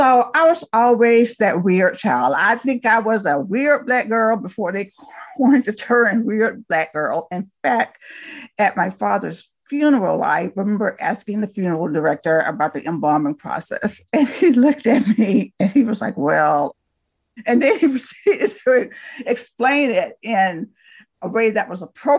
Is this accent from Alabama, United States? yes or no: yes; Talladega, Alabama, United States; I was born and raised in Talladega, Alabama